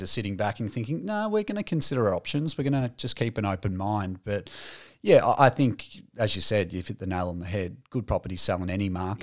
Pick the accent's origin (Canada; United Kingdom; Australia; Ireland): Australia; Aspendale, Victoria; growing up in Aspendale